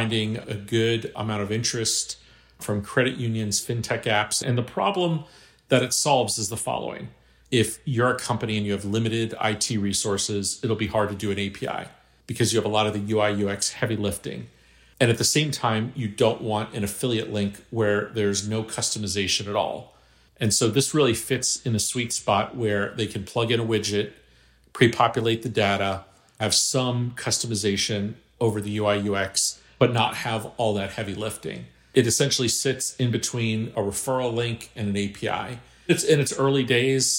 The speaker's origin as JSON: {"language": "English", "town": "Miami", "region": "Florida", "country": "United States", "tie": "born or raised there", "said": "I grew up in Miami"}